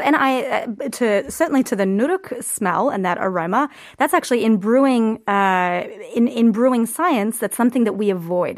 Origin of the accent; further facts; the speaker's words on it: Australia; moved away as an adult; now in Korea; I'm Australian